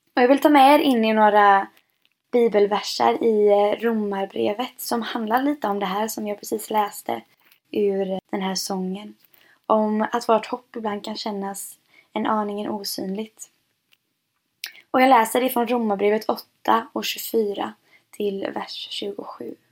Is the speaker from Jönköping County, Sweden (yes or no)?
yes; Jönköping, Jönköping County, Sweden; jag är född och uppvuxen i Pingst Jönköping och är snart 23 år gammal och har varit med här nästan hela mitt liv